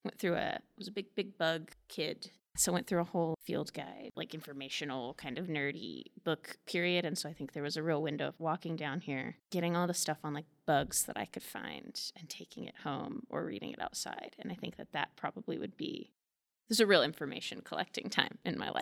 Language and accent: English; Manhattan, Kansas, United States; I'm from Manhattan, and so I grew up down on Leavenworth Street, so very close to the Manhattan Public Library. So I spent a great deal of my childhood here